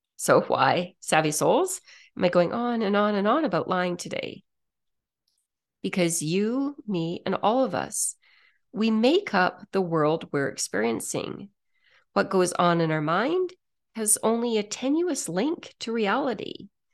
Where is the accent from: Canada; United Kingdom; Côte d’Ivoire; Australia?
Canada; I'm a Canadian